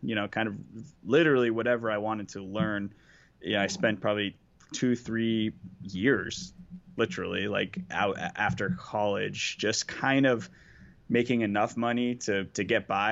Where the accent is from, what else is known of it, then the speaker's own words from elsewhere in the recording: Boston, Massachusetts, United States; I'm from Boston